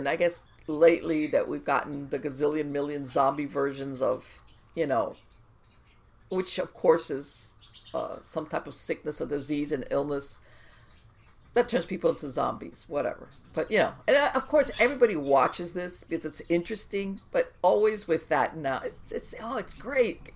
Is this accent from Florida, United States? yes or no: yes; South Florida, United States; I was born in South Florida. I grew up in South Florida